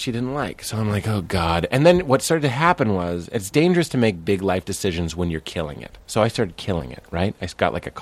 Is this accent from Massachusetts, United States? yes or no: yes; Lexington, Massachusetts, United States; moved away; also born or lived in Sleepy Hollow; I grew up in Lexington, 02173